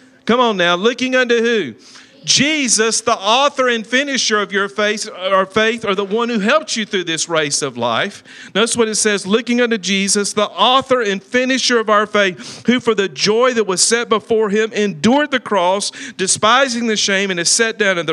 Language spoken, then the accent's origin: English; Talladega, Alabama, United States; moved away; also born or lived in Sylacauga, Alabama; I'm from Talladega, Alabama